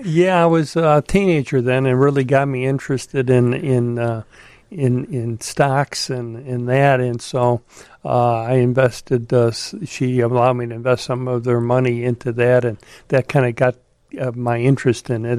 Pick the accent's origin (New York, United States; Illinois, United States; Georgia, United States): Illinois, United States; Chicago; I grew up in Chicago.